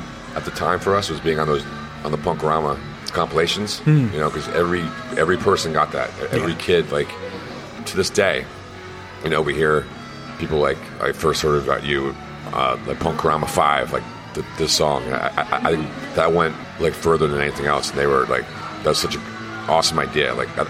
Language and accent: English; Minneapolis, Minnesota, United States; born or raised there